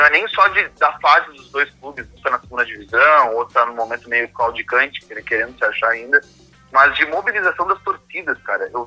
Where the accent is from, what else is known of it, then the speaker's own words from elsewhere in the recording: Rio Grande do Sul, Brazil; moved away as an adult; now in São Paulo, Brazil; como gaúcho mesmo aqui em São Paulo